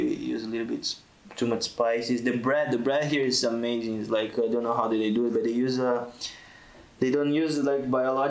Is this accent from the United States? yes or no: no; Brazil; now in Tunisia; I'm from Brazil.